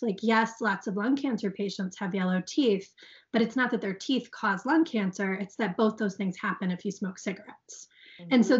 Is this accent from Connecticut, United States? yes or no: yes; Guilford, Connecticut, United States; my hometown